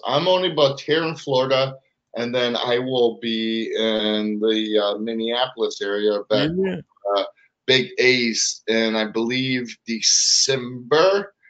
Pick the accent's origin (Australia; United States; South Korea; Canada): Canada; Oh, we're from Canada. What up?